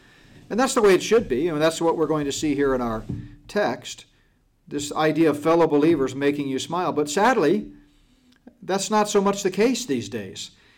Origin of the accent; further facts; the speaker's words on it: California, United States; just to say that I was born and raised in Southern California.